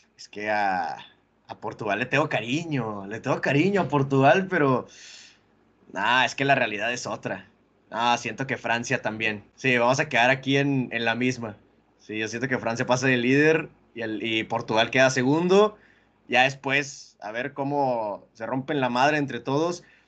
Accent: Monterrey, Nuevo León, Mexico; nosotros que somos acá de, de la Sultana del Norte

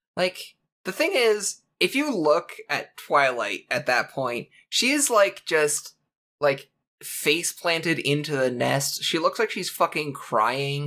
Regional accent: Canada; I'm born Canadian

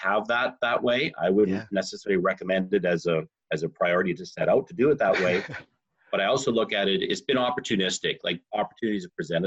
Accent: Southern Alberta, Canada; the little town where I grew up in Southern Alberta.

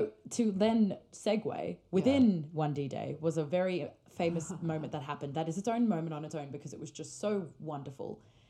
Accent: Australia; We're very biased because we are Australian.

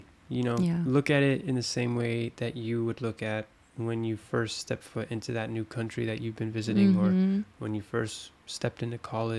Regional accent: Arizona, United States; moved away as an adult; now in Paris, France; we're from Arizona.

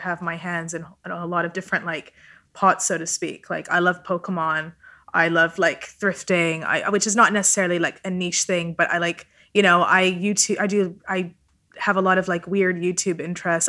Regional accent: Vancouver, British Columbia, Canada; first language Italian; English is a second language; I grew up in Vancouver, Canada

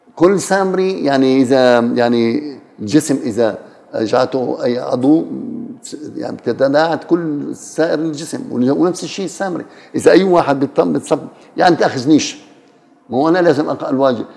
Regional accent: Palestine; أنا كفلسطيني وأنا جزء من الفلسطينيين

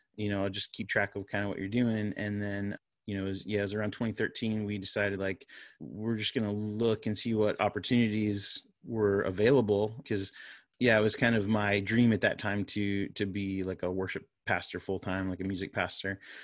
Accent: Florida, United States; moved away as an adult; now in North Carolina, United States; my wife and I grew up in Florida. Uh, we're Floridians.

